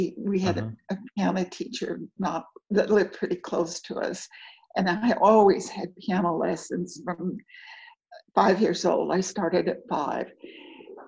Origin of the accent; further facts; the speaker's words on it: Marion, Kansas, United States; moved away as an adult; also born or lived in Abilene, Kansas; now in Springfield, United States; I'm from Marion, Kansas, and I was born in Abilene. I lived there most of my life in Marion